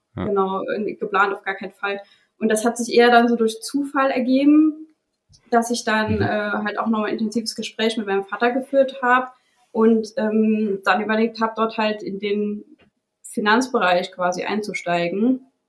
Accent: Saarland, Germany; ich bin in einem kleinen Dorf aufgewachsen, äh, im Saarland.

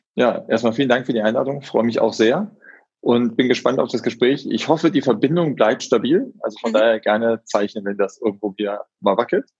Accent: Solingen, North Rhine-Westphalia, Germany; moved away; also born or lived in Frankfurt; Ich komme ganz gebürtig aus Solingen, mhm. also die mhm. Messerstadt. Mhm. Und äh, bin da auch aufgewachsen

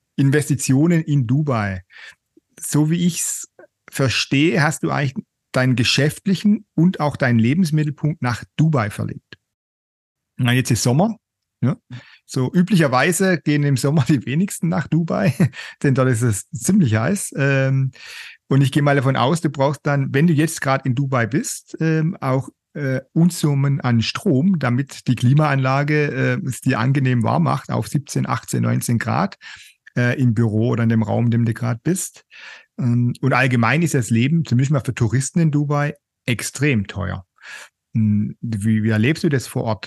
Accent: Germany; bei uns in Deutschland

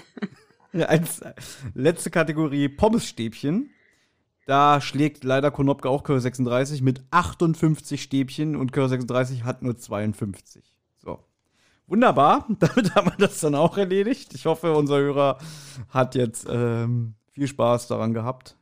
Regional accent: Berlin, Germany; ich bin ja in Kreuzberg geboren und aufgewachsen

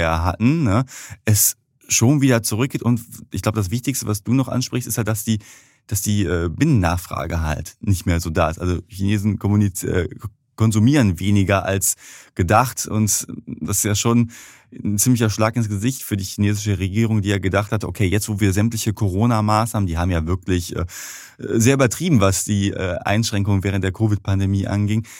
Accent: Germany; als Deutsche

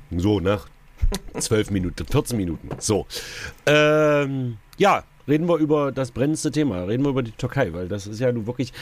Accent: Saxony-Anhalt, Germany; bei uns in Sachsen-Anhalt

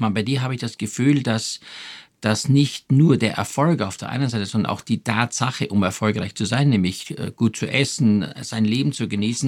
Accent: Styria, Austria; now in Germany; Ich komme ja aus der Steiermark

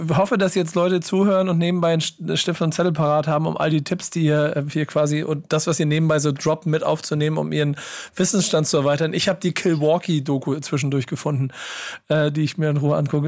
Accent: Hamburg, Germany; ich bin Hamburger

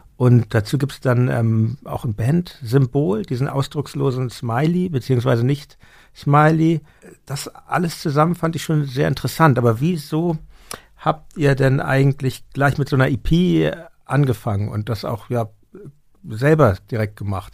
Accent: Hamburg, Germany; als Hamburger äh, aufgewachsen

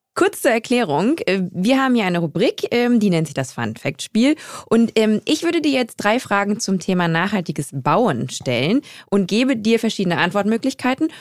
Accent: Germany; ich komme halt ähm, aus Westdeutschland

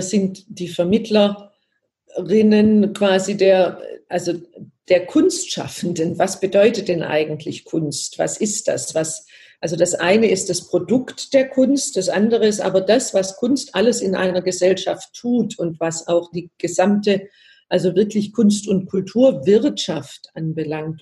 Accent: Baden-Württemberg, Germany; ich komme ja aus Baden-Württemberg

